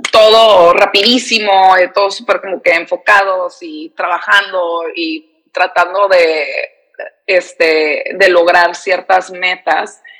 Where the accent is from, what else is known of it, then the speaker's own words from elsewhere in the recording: San Diego, California, United States; Soy eh, de San Diego, aquí nací, aquí crecí. Mis papás son de Tijuana, pero no sé, o sea, siempre que digo que soy de San Diego me siento media falsa porque no me siento como que ni, no soy de aquí ni soy de allá, o sea, soy fronteriza 100%.